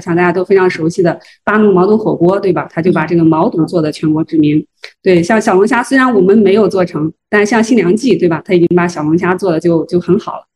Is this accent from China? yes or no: yes; Zhengzhou, Henan, China; 我是郑州人